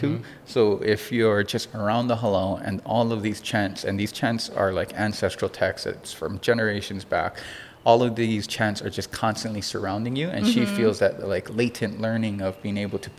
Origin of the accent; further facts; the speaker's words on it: Hilo, Hawaii, United States; also born or lived in Los Angeles; I grew up in Kilkaha.